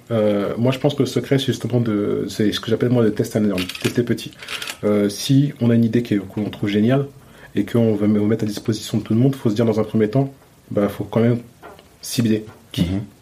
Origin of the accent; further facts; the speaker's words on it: Chanteloup-les-Vignes, Île-de-France, France; je suis né à chanteloup les vignes